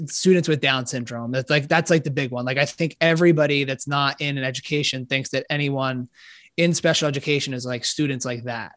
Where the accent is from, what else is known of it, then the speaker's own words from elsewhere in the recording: Philadelphia, Pennsylvania, United States; also born or lived in Maryland; born and raised in Philadelphia